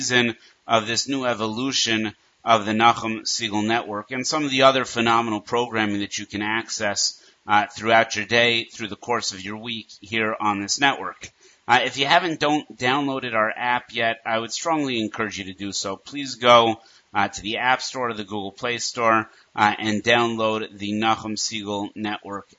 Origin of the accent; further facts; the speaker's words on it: Denver, Colorado, United States; growing up in Denver, Colorado